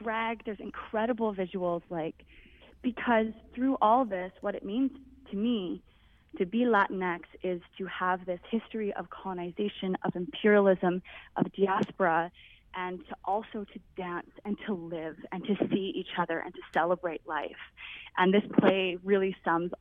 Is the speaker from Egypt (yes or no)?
no; Canada; I grew up in Canada